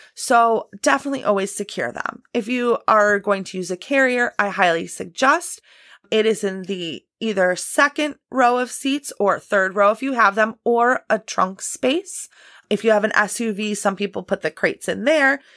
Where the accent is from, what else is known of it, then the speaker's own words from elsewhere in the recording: Illinois, United States; I'm from Illinois and, you know, we do get some pretty brutal winters here in the Midwest. I'm just outside Chicago